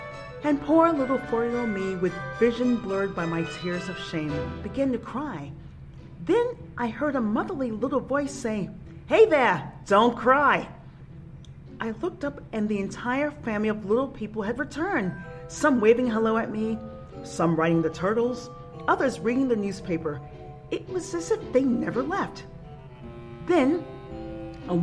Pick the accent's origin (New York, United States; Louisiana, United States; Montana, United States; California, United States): New York, United States; New York City; As a 6-year-old growing up in Spanish Harlem, I was always fascinated with the array of plants my southern-bred parents would have throughout our apartment.